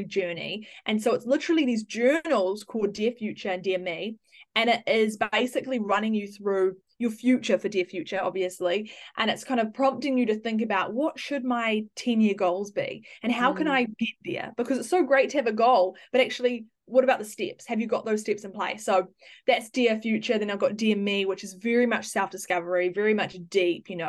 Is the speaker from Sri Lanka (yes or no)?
no; Auckland, New Zealand; I'm from New Zealand, born in Auckland